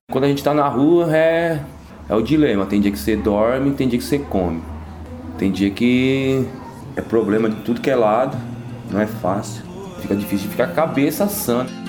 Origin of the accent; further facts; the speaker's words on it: Brazil; eu sou brasileiro